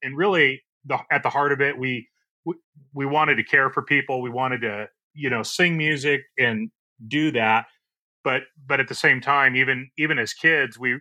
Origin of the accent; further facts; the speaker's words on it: Orange, California, United States; I was born and raised in Orange, California